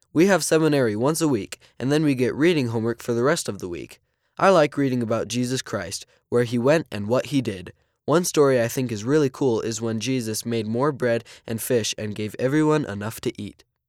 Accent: Switzerland; I'm fourteen years old, and I'm from Switzerland.

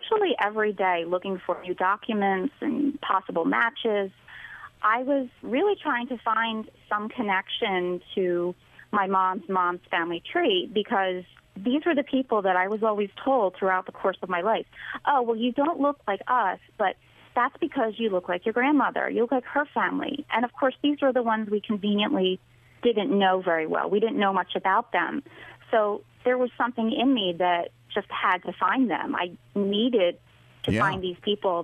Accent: southern New Jersey, United States; I grew up in southern New Jersey, right outside of Philadelphia

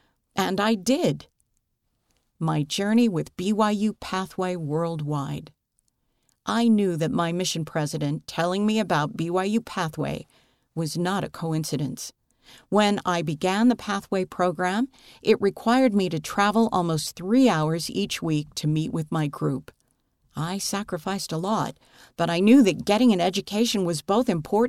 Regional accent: Honduras; I was born and raised in Honduras, a country full of opportunities but challenging in lifestyle.

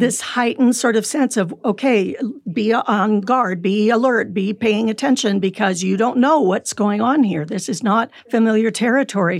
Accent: California, United States; also born or lived in Michigan; now in Utah, United States; I grew up in California.

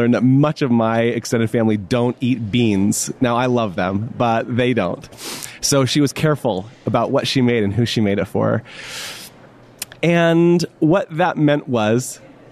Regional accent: Florida, United States; I grew up in Florida

